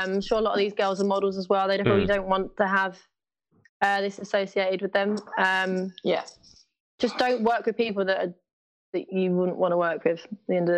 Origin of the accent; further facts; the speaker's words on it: London, United Kingdom; I'm from East London.